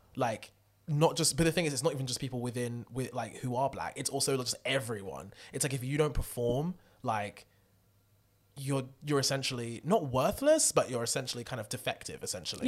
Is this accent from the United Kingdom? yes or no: yes; United Kingdom; I am British